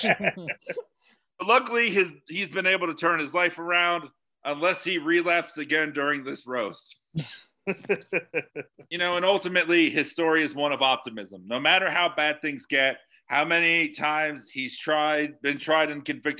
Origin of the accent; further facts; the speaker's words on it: Florida, United States; I am from Florida